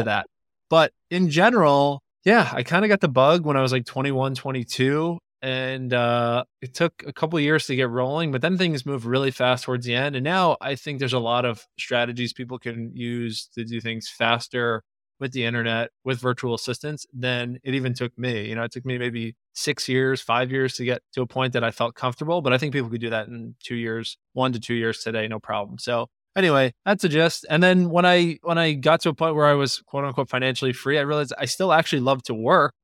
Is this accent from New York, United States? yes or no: yes; Long Island, New York, United States; I grew up in Long Island